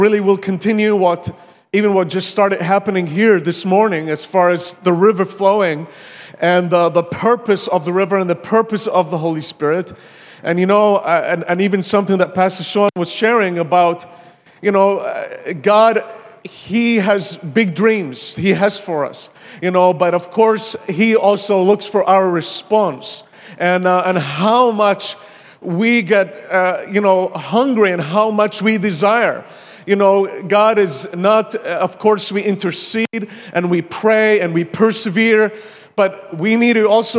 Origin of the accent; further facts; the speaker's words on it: Malta; moved away as an adult; also born or lived in Pensacola, Florida, United States; now in Iraq; I'm from Malta, and I came to the U.S.